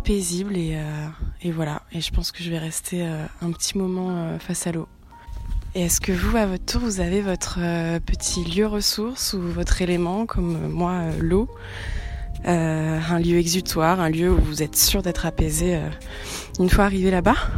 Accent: Andernos-les-Bains, Nouvelle-Aquitaine, France; moved away; Je vous envoie mes pensées euh, de Andernos-les-Bains, euh, mon petit lieu ressource et ma ville natale.

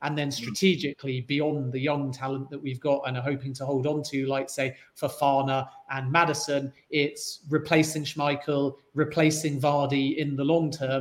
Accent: Leicester, East Midlands, United Kingdom; I'm born and bred in Leicester, so I am also a Foxes fan

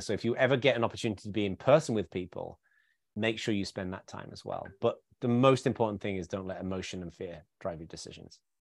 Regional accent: the north of England, United Kingdom; I grew up in a very working class background in the north of England

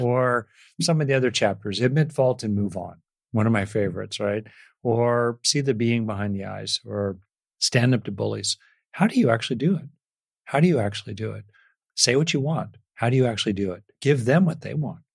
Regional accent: United States; I grew up in America in, in the sixties and seventies

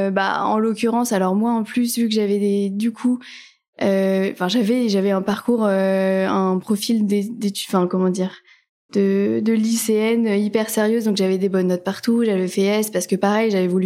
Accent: north of France, France; moved away as an adult; now in Paris, France; j'habite à Paris depuis euh, bah, 10 ans maintenant. Euh, à l'origine, je suis pas de Paris, je viens du nord en gros de la France. Euh, ce sont mes études, hein, comme beaucoup de gens qui m'ont amené à Paris.

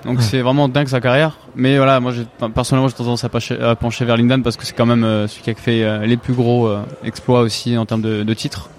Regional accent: France; je suis arrivé très jeune, j'avais un an et six mois, euh, presque deux ans, donc en fait c'est j'ai grandi en France

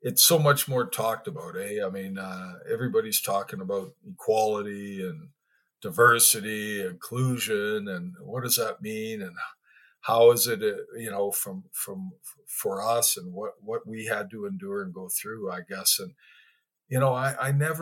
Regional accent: Winkler, Manitoba, Canada; also born or lived in Winnipeg, Manitoba / Morden, Manitoba; I grew up in a small town, Winkler, and my sister was adopted as well

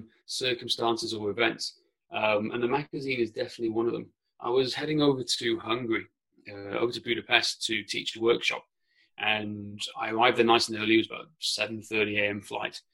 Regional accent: mid Wales, United Kingdom; first language Welsh; English is a second language; growing up on a farm in mid Wales, and also with I'd say, English is my second language. Welsh is my first language.

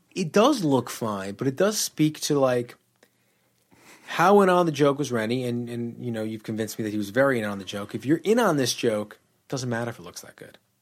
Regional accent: New York, United States; growing up in New York.

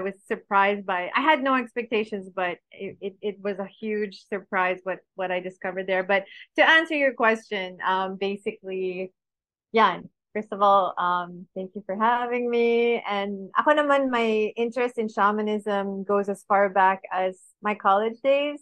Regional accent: Paris, Île-de-France, France; also born or lived in Baguio, Philippines; now in Philippines; I grew up in France, in Paris

